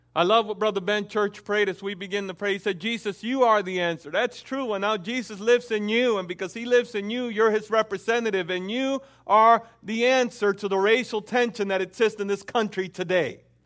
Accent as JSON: {"language": "English", "country": "Dominican Republic", "also_born_or_lived": "Puerto Rico", "moved": "yes", "said": "I am Dominican, and I, I grew up in the Dominican home"}